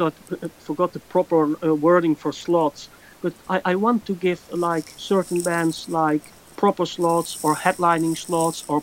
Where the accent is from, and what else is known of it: Netherlands; born or raised there